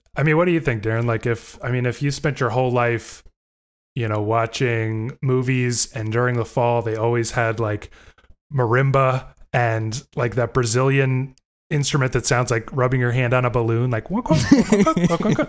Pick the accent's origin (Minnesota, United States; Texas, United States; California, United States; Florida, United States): Florida, United States; moved away as an adult; now in Indiana, United States; I grew up in Florida also, di, wasn't born there, but did grow up there.